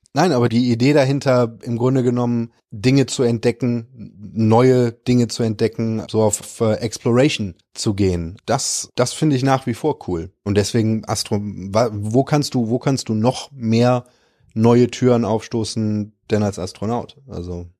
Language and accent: German; Cologne, North Rhine-Westphalia, Germany; also born or lived in Dormagen / Australia; für mich ist Köln halt meine Heimat